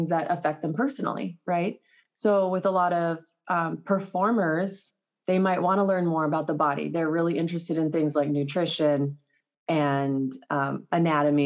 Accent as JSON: {"language": "English", "town": "Los Alamos", "region": "New Mexico", "country": "United States", "tie": "born or raised there", "also_born_or_lived": "California", "said": "I grew up in Los Alamos, New Mexico, originally from California"}